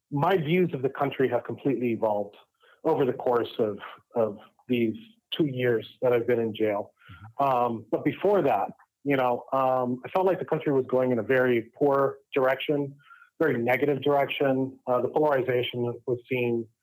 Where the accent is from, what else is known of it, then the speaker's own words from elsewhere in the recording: Miami, Florida, United States; um, I was born and raised out of Miami, Florida, um, from Cuban parents. Uh, raised in a very, you know, anti-authoritarian home. You know, specifically anti-communist home.